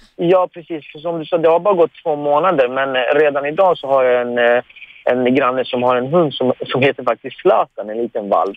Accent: Iran; now in Sweden; jag är ju pers, jag är iranier

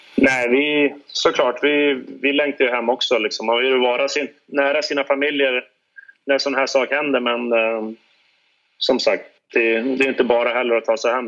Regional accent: Sweden; moved away; vi längtar hem till våra familjer och vänner hemma i Vik

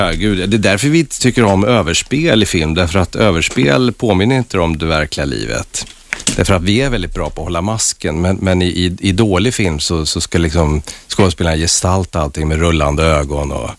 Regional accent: Värmland, Sweden; moved away; also born or lived in Stockholm; min uppväxt i Värmland

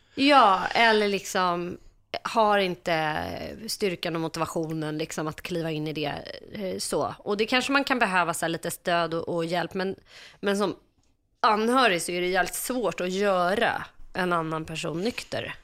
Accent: Stockholm, Stockholm County, Sweden; jag växte upp eh, på Söder i Stockholm med min pappa

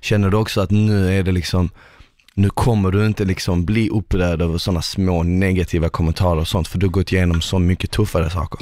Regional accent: Malmö, Skåne, Sweden; moved away; jag kom ju från Malmö

